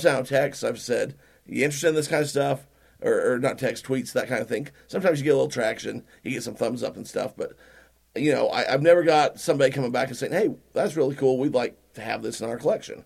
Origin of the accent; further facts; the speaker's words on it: Utah, United States; we're from Utah.